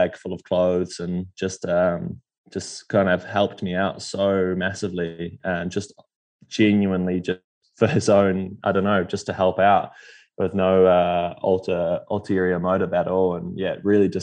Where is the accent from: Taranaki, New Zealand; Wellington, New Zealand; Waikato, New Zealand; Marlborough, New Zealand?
Waikato, New Zealand; Taupo; I grew up in Taupo where Bevan Doherty's from